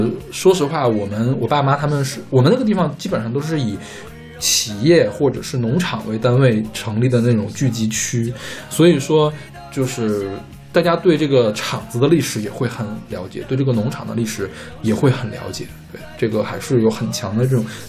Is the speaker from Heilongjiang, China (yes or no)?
yes; Heilongjiang, China; now in Luoyang, China; 因为我是在黑龙江长大，但是我们家现在搬到洛阳，